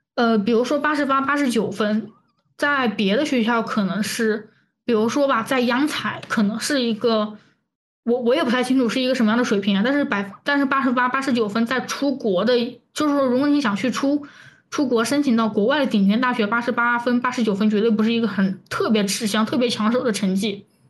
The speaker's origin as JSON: {"language": "Chinese", "region": "Chongqing", "country": "China", "said": "因为我是重庆人"}